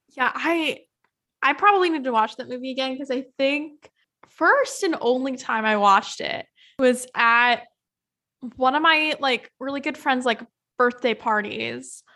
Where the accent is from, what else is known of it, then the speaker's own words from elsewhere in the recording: Yakima, Washington, United States; my hometown, Yakima